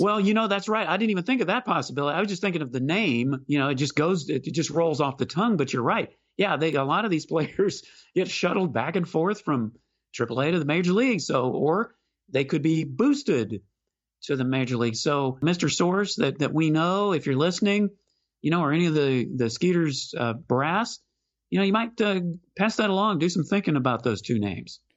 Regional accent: Houston, Texas, United States; moved away as an adult; now in Austin, United States; I live in Austin, but I'm from Houston. So I certainly grew up with, uh, plenty of skeeters in my yard

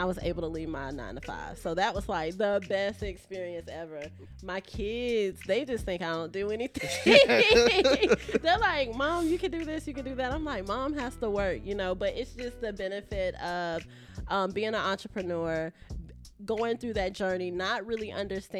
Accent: Jacksonville, Florida, United States; also born or lived in Pensacola, Florida; I'm from Duval. I was born in Pensacola, been in Jacksonville since I was about 3 years old

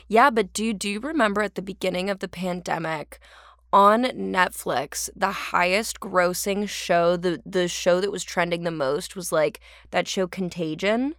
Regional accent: Orange County, California, United States; accent: Californian; now in Los Angeles, United States; I'm from Orange County

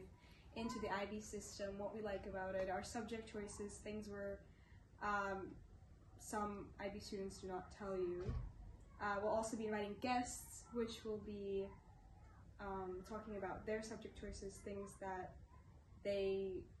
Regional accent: Russia; I'm 17. I'm from Russia

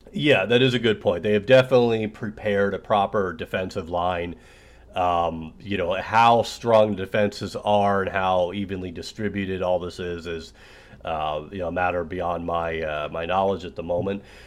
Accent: United States; also born or lived in Russia; I'm an American citizen

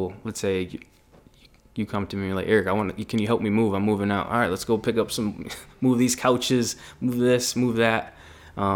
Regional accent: Meriden, Connecticut, United States; I grew up in Meriden

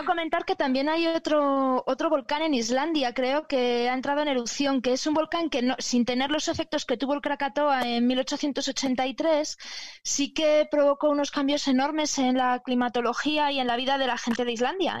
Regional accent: Palencia, Castile and León, Spain; yo soy de un sitio muy exótico que es Palencia, con P

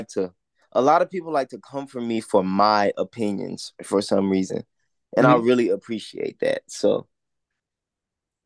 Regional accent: Port Arthur, Texas, United States; I'm from Port Arthur, Texas

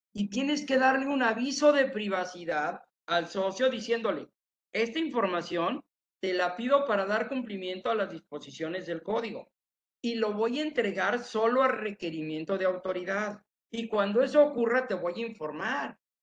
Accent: Tepatitlán, Jalisco, Mexico; moved away; Llegué a mi tierra, Tepatitlán, Jalisco

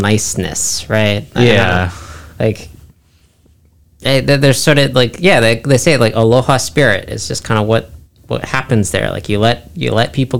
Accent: San Angelo, Texas, United States; now in Florida, United States; where I grew up in Texas was a small town, relatively speaking, San Angelo

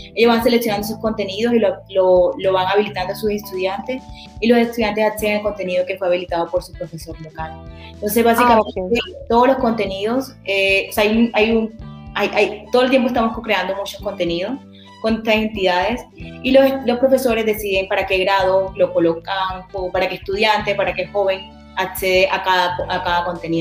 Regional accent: Colombia; now in United States; la mayoría somos colombianos

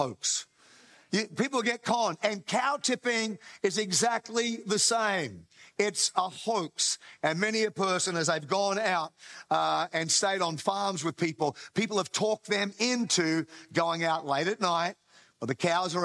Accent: Australia; by birth, I am Australian

